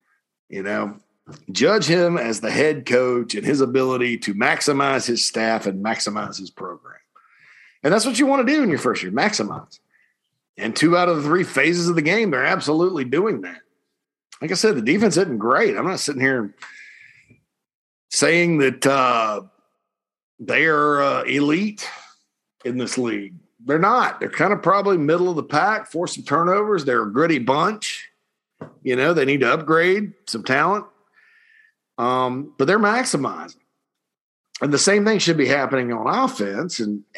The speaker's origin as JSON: {"language": "English", "town": "Spartanburg", "region": "South Carolina", "country": "United States", "tie": "born or raised there", "said": "Right there in my hometown of Spartanburg, Daniel Morgan Avenue."}